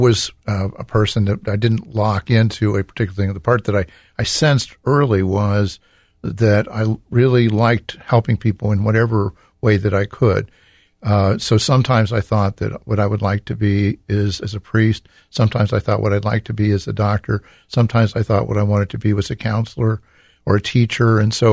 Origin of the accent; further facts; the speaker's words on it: Reynoldsburg, Ohio, United States; we moved here into Columbus in 1959. And I grew up in Reynoldsburg in St. Pius Parish.